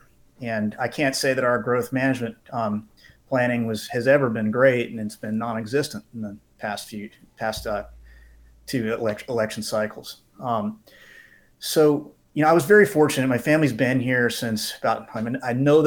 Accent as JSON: {"language": "English", "town": "West Palm Beach", "region": "Florida", "country": "United States", "tie": "born or raised there", "said": "I was born and raised here in West Palm Beach, and I grew up the son of avid hunters and anglers."}